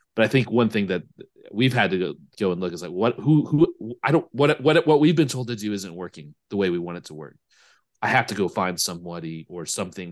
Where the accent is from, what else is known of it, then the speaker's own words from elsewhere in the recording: United States; moved away; I speak this more as an American